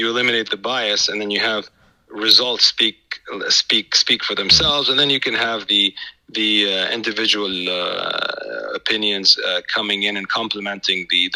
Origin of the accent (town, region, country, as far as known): Saudi Arabia